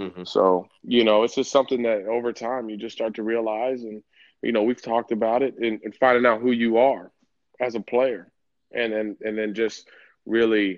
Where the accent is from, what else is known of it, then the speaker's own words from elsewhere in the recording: Southern California, United States; I'm from Southern California